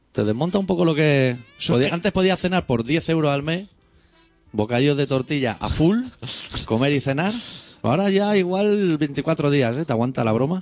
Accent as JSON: {"language": "Spanish", "region": "Catalonia", "country": "Spain", "said": "nosotros somos catalanes"}